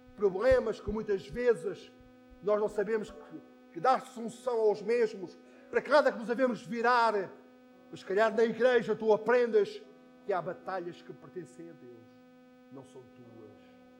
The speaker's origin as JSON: {"language": "Portuguese", "town": "Póvoa de Santa Iria", "region": "Lisbon", "country": "Portugal", "tie": "born or raised there", "lives_now": "Algés, Portugal", "said": "Na minha eh, adolescência, na minha juventude, quando em Póvoa de Santaria se juntava quase toda a igreja"}